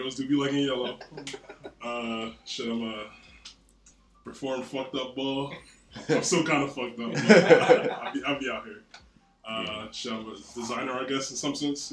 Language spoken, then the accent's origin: English; Philadelphia, Pennsylvania, United States; So I grew up in Philly, like most of y'all in this room. grew up in Philly